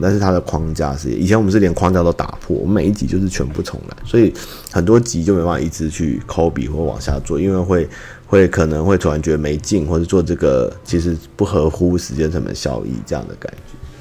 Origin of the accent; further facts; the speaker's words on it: Taiwan; 只是我们台湾人会常常被被压住